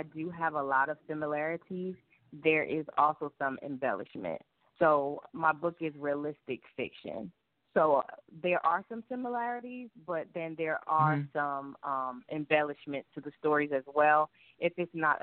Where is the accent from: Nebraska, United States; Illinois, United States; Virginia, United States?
Virginia, United States; Northern; moved away as an adult; also born or lived in South Bronx, New York; now in Georgia, United States; I am originally from the South Bronx of New York, but I was raised in Northern Virginia